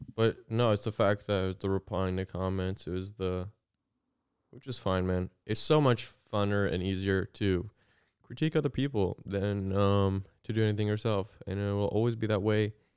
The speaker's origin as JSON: {"language": "English", "region": "Southern Illinois", "country": "United States", "tie": "born or raised there", "said": "I grew up in Southern Illinois"}